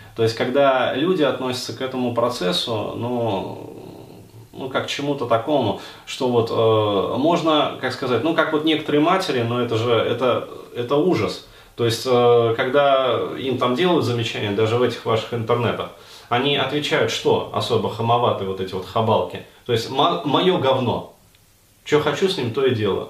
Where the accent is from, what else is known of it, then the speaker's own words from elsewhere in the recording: Russia; у меня, например, как у русского человека